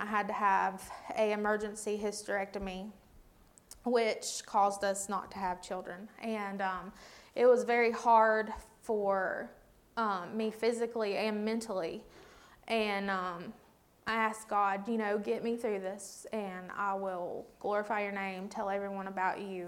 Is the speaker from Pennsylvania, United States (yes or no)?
no; Watauga County, North Carolina, United States; I was born and raised in Watauga County.